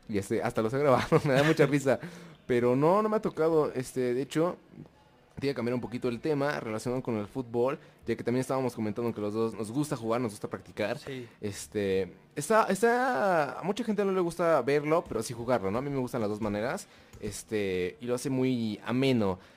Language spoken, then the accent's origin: Spanish; Tijuana, Baja California, Mexico; No, no soy de Monterrey, soy de Tijuana.